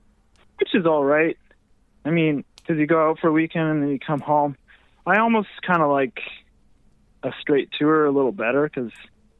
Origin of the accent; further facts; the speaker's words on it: Winnipeg, Manitoba, Canada; also born or lived in Vancouver; now in Toronto, Canada; I'm from Winnipeg